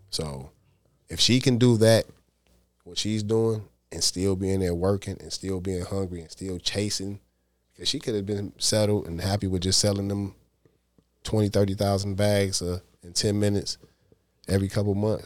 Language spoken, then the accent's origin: English; Detroit, Michigan, United States; I'm from the East Side